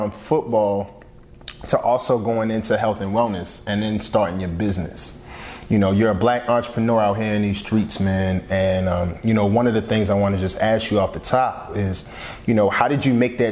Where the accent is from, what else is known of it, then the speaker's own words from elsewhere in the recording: Philadelphia, Pennsylvania, United States; I'm from Southwest Philly. So 47th and Upland